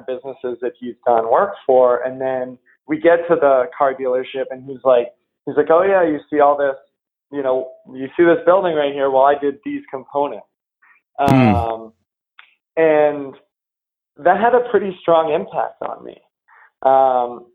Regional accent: New England, United States; I grew up in New England

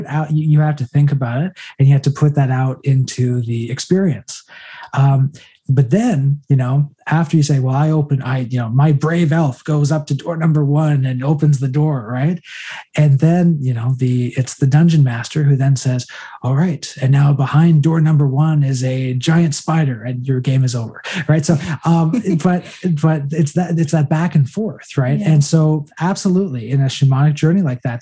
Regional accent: Canada; we're from Canada

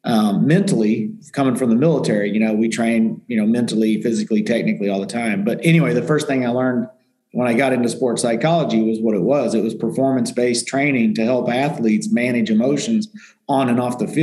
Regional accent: Indiana, United States; moved away; I was from Indiana, athlete, good athlete, three sport athlete in high school

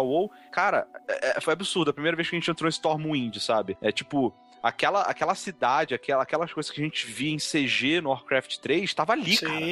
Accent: Rio de Janeiro, Brazil; eu cresci no Rio

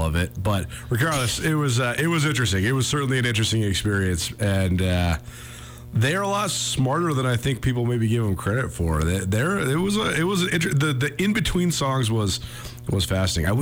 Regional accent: Missoula, Montana, United States; I'm from Missoula. I lived in Missoula for, 22 of my 35 years on the earth

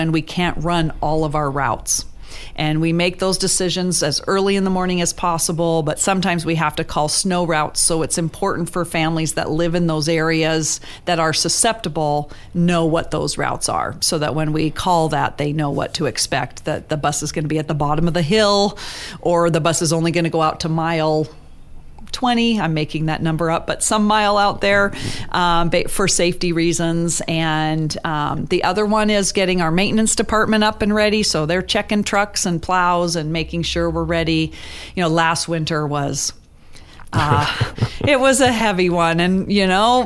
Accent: Juneau, Alaska, United States; growing up in Juneau, which I didn't know was unique until I left here

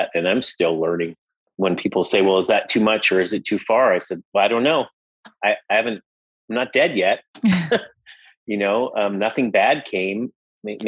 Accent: Las Vegas, Nevada, United States; I grew up in Las Vegas, Nevada

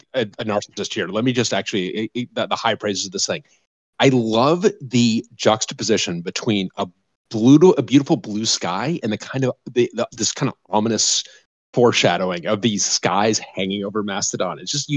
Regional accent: Colorado, United States; No, I grew up in Colorado, so in the 80s.

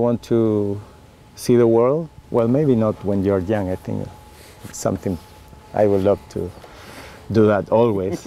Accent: Valdivia, Los Ríos, Chile; English is a second language; moved away as an adult; also born or lived in France; now in Oregon, United States; I was born in Patagonia, in Chile, like 500 miles south of Santiago

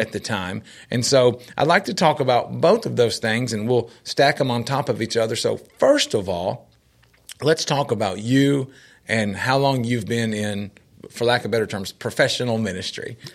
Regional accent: Nashville, Tennessee, United States; growing up in Nashville

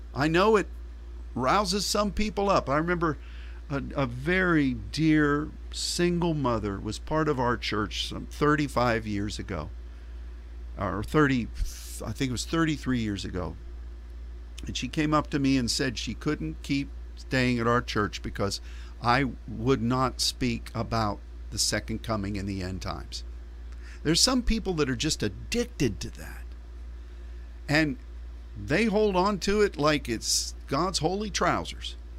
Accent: United States

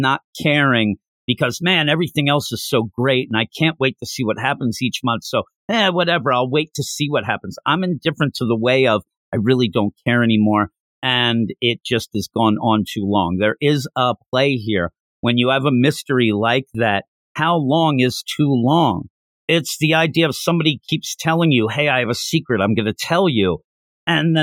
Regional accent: Pennsylvania, United States; I'm from Pennsylvania

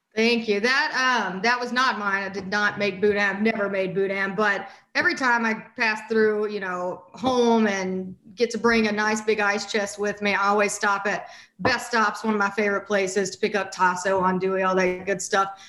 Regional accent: St. Francisville, Louisiana, United States; now in Austin, United States; I grew up in St. Francisville, which is about 40, 45 miles north of Baton Rouge

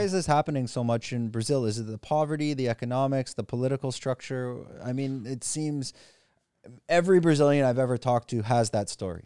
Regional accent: Canada; now in Thailand; now I'm from Canada

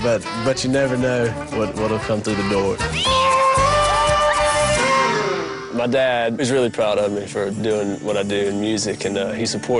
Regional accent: Leesburg, Georgia, United States; I'm 20 years old, I'm from Leesburg, Georgia, and yes, that is my real name.

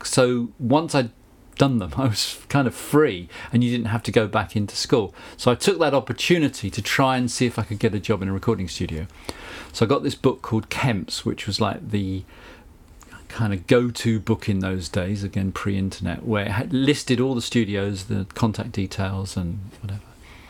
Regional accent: South of England, United Kingdom; accent: Southern English; as you can hear from my accent, I don't have a Kent accent.

